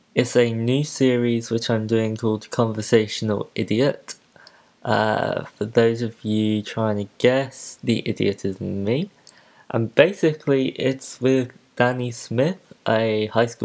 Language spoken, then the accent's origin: English; Poole, South West England, United Kingdom; also born or lived in Christchurch, Dorset; So I grew up in Poole, well, Broadstone specifically. I went to a middle school for a few years, and then in February 2011, I moved to Christchurch.